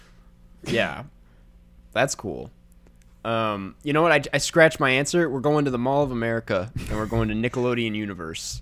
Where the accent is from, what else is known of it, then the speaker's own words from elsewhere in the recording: Saint Paul, Minnesota, United States; I'm from Saint Paul